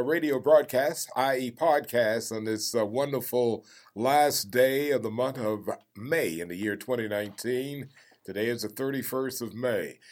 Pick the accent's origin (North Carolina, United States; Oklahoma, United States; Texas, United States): North Carolina, United States; Elizabeth City; I was born in Elizabeth City, North Carolina, July 24th, 1943